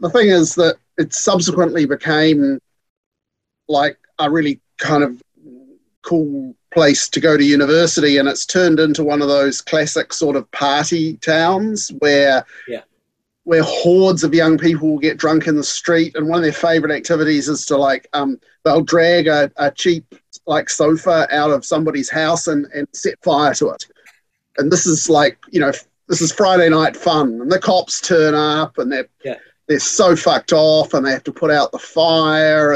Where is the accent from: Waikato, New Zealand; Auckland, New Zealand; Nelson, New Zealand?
Nelson, New Zealand; moved away; I grew up in Nelson, which is at the top end of the South Island